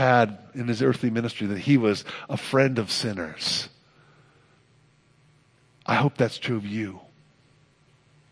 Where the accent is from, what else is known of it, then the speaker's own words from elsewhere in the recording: Oakland, California, United States; I grew up on Bridgeview Drive, 4321 Bridgeview Drive, Oakland, California